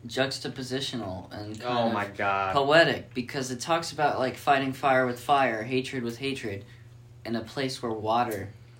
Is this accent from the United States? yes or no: yes; Houston, Texas, United States; I'm from Houston.